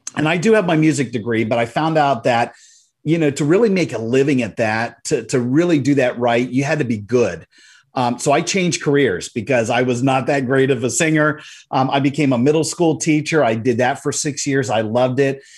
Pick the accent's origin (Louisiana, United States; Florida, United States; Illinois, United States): Florida, United States; Central; in my hometown, I live in Central Florida